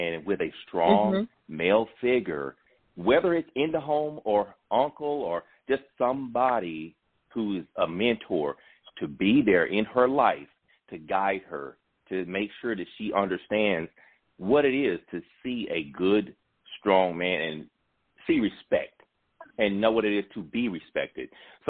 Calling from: McDonough, Georgia, United States; I'm calling from McDonough

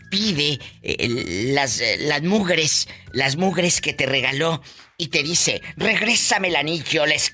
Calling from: Colima, Mexico

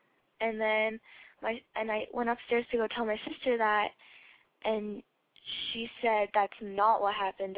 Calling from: Colorado, United States; I'm from Colorado, and I am 14.

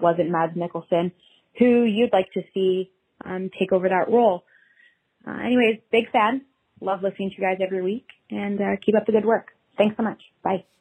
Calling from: Canada; I'm calling from Canada

